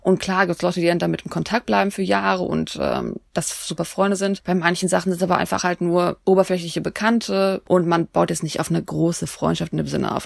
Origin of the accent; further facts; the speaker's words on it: Germany; wir Deutschen